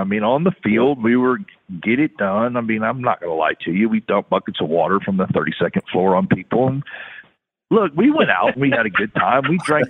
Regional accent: Houston, Texas, United States; also born or lived in Louisiana / San Antonio; I grew up in Houston. I was born in Louisiana.

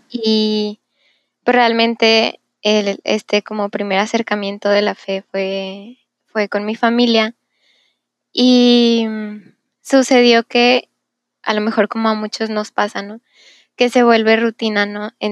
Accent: Monterrey, Nuevo León, Mexico; tengo 21 años, vivo en Monterrey, nací en Monterrey.

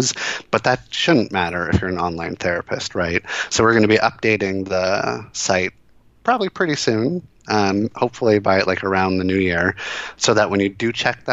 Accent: Florida, United States; I was born in Florida

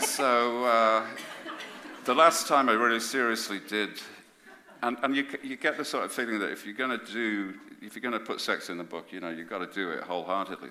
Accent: Birmingham, West Midlands, United Kingdom; I come from Birmingham

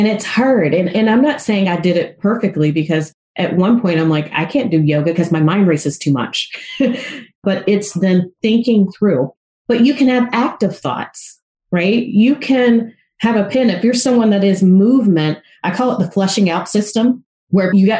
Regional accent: the South, United States; I grew up in the South

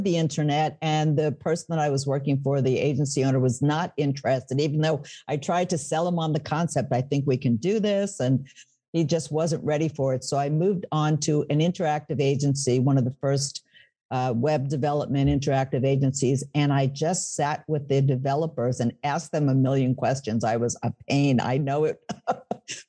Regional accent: New York City, New York, United States; moved away as an adult; now in Northern New Jersey, United States; I was born in the Bronx, speaking of New York, lived in New York City, and now I'm across the river

